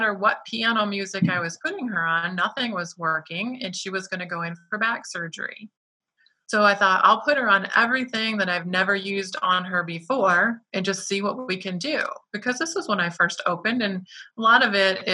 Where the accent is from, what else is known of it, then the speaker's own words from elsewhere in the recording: Detroit, Michigan, United States; I'm from Detroit